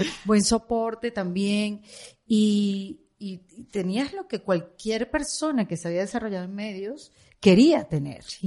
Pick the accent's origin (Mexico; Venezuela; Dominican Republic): Venezuela; moved away as an adult; now in Miami, United States; yo como venezolana